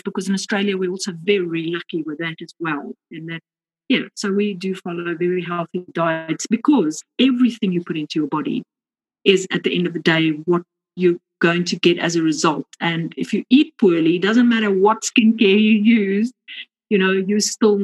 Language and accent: English; South Africa; accent: South African; moved away; I'm originally from South Africa. You might pick that up accent. So I was born in Africa.